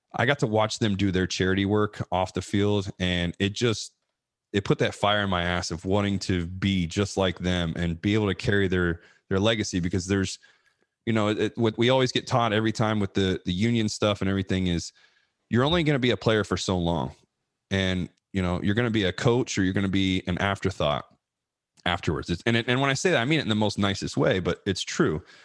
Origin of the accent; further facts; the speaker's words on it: Ohio, United States; in front of my family, my friends, you know, it's my home state